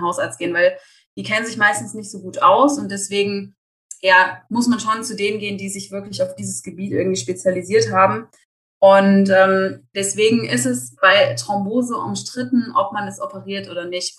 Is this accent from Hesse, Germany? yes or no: yes; Eschwege, Hesse, Germany; now in Erfurt, Germany; Ich komme ursprünglich aus Eschwege, äh, lebe aber inzwischen in Erfurt